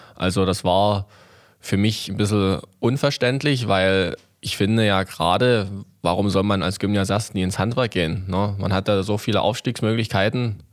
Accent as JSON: {"language": "German", "town": "Rothenburg/Oberlausitz", "region": "Saxony", "country": "Germany", "tie": "born or raised there", "also_born_or_lived": "Mittweida", "said": "ich bin ja auch in Rotenburg groß geworden"}